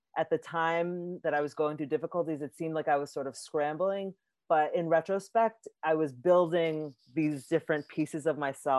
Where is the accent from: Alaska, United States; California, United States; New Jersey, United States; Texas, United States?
New Jersey, United States; also born or lived in New York; now in Seattle, United States; I was born in New York, and then I grew up in New Jersey